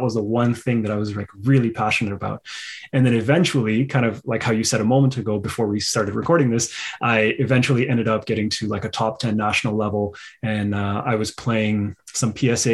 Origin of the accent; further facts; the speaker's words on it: Pakistan; moved away; I'm originally from Pakistan